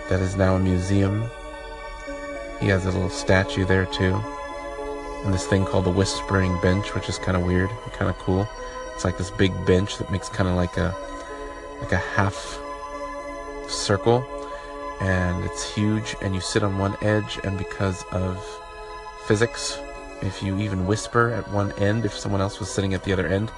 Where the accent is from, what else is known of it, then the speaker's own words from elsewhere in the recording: Jamaica; also born or lived in Wichita, Kansas, United States; now in Nebraska City, United States; I am from Jamaica, first generation in the U.S.